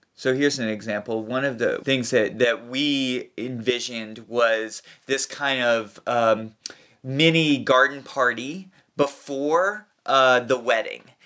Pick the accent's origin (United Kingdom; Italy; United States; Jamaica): United States; Kentucky; moved away; I'm from Kentucky, and we live on a little p, piece of land, it's about twenty-five acres